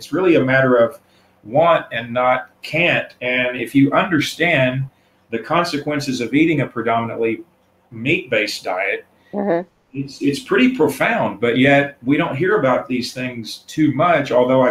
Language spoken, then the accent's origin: English; the South, United States; And being a Southerner, I mean, I'm the kind of person who grew up eating beef at every meal every day.